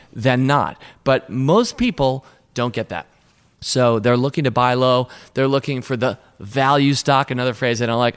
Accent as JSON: {"language": "English", "town": "Washington", "region": "District of Columbia", "country": "United States", "tie": "born or raised there", "said": "I grew up in Washington, D.C., and that's where we were in Alexandria."}